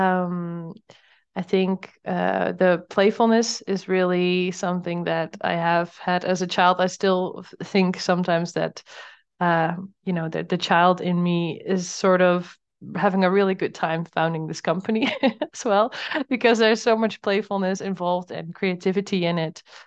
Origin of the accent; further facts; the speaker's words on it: Netherlands; moved away as an adult; now in Portugal; I'm from the Netherlands